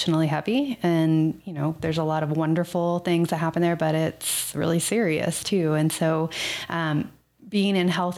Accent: Texas, United States; moved away; I'm from Texas

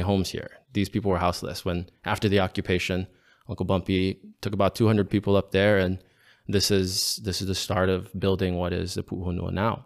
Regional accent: Honolulu, Hawaii, United States; I was born and raised here as a Hawaiian boy

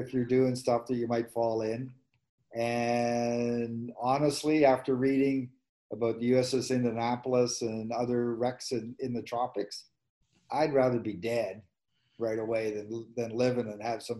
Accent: Manitoba, Canada; moved away; I was from Manitoba.

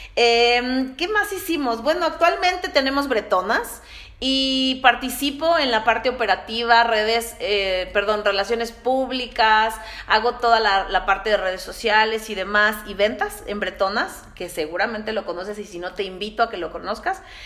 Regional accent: Mexico City, Mexico; moved away as an adult; now in San Luis Potosí, Mexico; yo soy de la Ciudad de México y pues vivo en San Luis más o menos desde hace unos 11 años

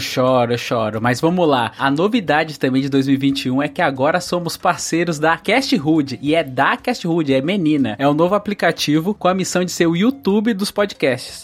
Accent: Northeast Region, Brazil; Eu nasci no Nordeste

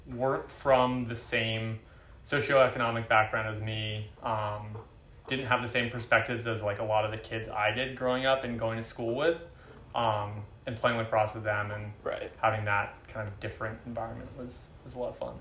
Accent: Oakland, California, United States; also born or lived in Champaign, Illinois; I grew up in the Bay Area. I grew up in Oakland. Um, born and raised there

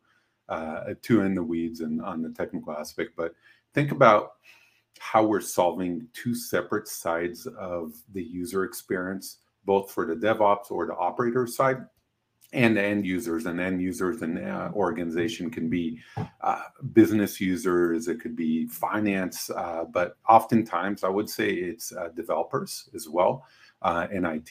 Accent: Israel; moved away as an adult; now in United States; I'm originally from Israel

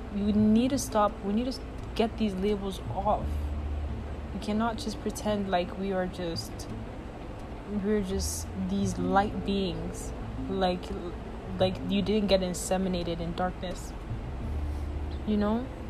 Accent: Nigeria; moved away; I grew up in Nigeria

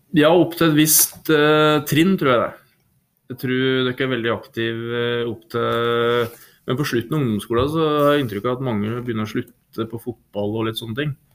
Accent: Norway; also born or lived in Trondheim; jeg har vokst opp eh, på Nyhus på Steia her

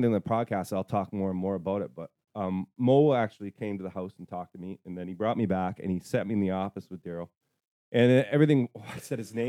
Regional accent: Toronto, Ontario, Canada; moved away; also born or lived in Tweed, Ontario; I'm from Toronto.

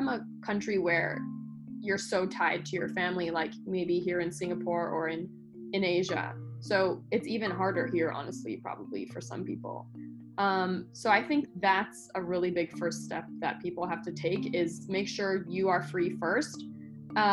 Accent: Los Angeles, California, United States; I'm from Los Angeles, the land of failed actors and actresses

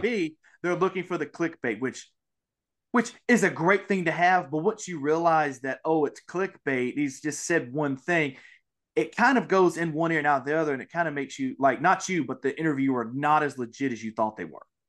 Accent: Mississippi, United States; I am from Mississippi

